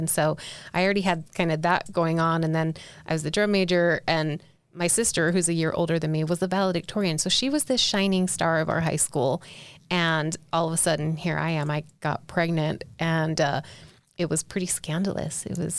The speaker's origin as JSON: {"language": "English", "region": "South Carolina", "country": "United States", "tie": "born or raised there", "said": "I grew up LDS in South Carolina"}